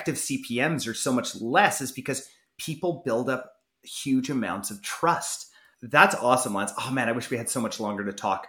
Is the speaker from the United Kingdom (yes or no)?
no; Canada; I'm Canadian